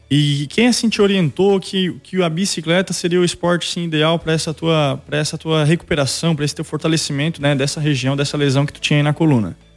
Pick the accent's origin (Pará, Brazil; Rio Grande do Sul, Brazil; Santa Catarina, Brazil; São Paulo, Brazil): Rio Grande do Sul, Brazil; Sapucaia do Sul; now in Praia Grande, Brazil; eu sou natural de Sapucaia